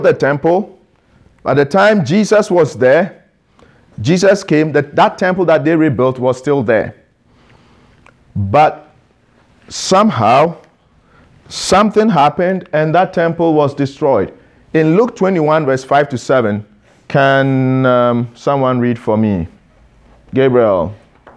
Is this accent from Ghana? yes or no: yes; Ghana; I am Ghanaian